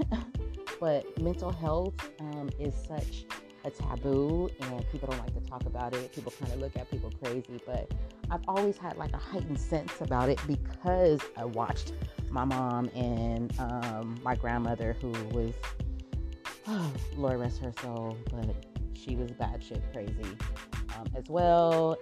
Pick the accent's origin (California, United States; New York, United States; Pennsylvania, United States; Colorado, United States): California, United States; Southern; I'm from Southern California and that's where all the palm trees are in Southern California. You know, everybody wants to live over on the west side and wants to experience the beach and the palm trees. And so, yeah, I've lived here my whole entire life